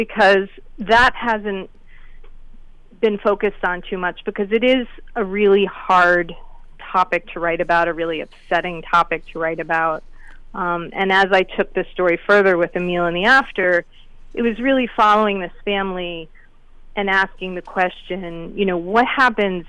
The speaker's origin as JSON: {"language": "English", "town": "Wilton", "region": "Connecticut", "country": "United States", "tie": "born or raised there", "said": "I grew up in Wilton, Connecticut"}